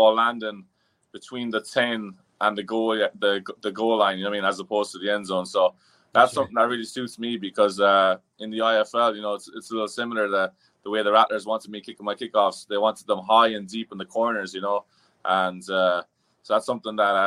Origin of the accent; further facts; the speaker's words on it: Ireland; moved away as an adult; also born or lived in New York; now in United States; I was born and raised in Ireland